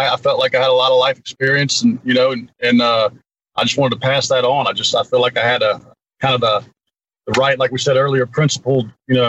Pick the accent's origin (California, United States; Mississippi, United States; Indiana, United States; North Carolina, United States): Mississippi, United States; Gulfport; I grew up in Northwood Hills. It was a just a middle-class community.